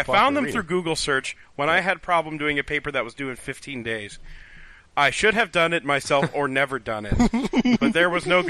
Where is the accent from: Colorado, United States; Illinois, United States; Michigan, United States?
Illinois, United States; Chicago; Well, the thing is, I'm from Chicago.